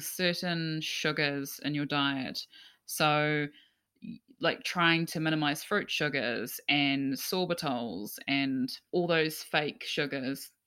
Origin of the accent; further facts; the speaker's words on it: Gisborne, New Zealand; moved away; I'm from, I'm from Gisborne